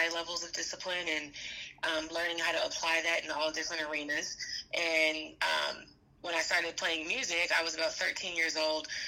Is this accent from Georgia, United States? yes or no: yes; Atlanta, Georgia, United States; also born or lived in Washington, D.C.; I grew up in Atlanta, Georgia, between Atlanta and Washington, D.C.